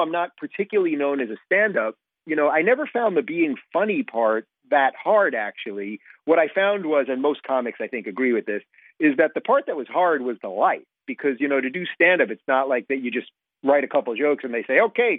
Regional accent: Brooklyn, New York, United States; born there; I was born in Brooklyn, which is obviously a borough of New York City, one of the main boroughs.

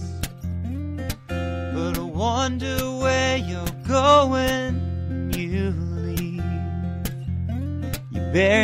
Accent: Portsmouth, Virginia, United States; moved away as an adult; also born or lived in Norfolk, Virginia / Washington, D.C.; now in Los Angeles, United States; I was born at Norfolk General Hospital and grew up in Portsmouth, Virginia

